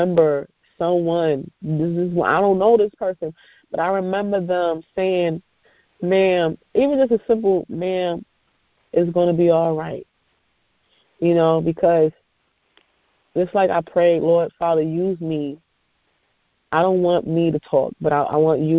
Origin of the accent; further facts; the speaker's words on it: New York, United States; I'm from New York